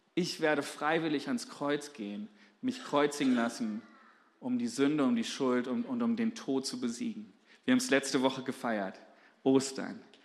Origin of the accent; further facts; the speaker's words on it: Germany; als Deutsche